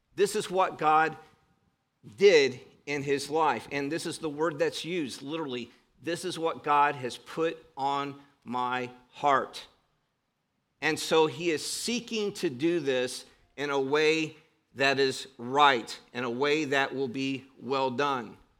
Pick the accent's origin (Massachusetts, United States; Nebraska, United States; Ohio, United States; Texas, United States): Ohio, United States; Cleveland; I grew up in Cleveland, Ohio